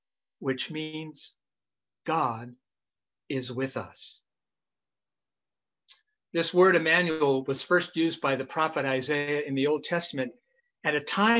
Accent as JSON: {"language": "English", "region": "Idaho", "country": "United States", "tie": "born or raised there", "moved": "yes", "said": "when I was a young kid growing up in Idaho"}